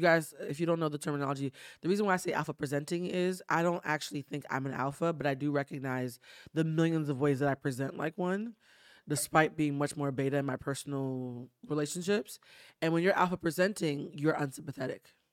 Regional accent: East Coast, United States; now in Los Angeles, United States; I'm from the East Coast

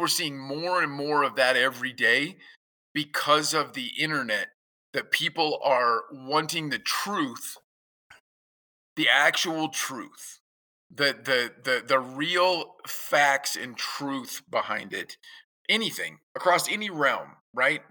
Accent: Kansas, United States; now in Saskatchewan, Canada; growing up in Kansas

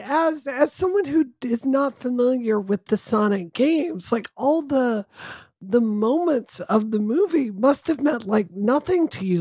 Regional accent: Boston, Massachusetts, United States; as a Bostonian

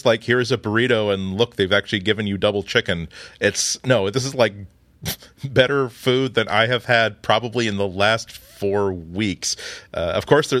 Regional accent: New England, United States; I'm from New England

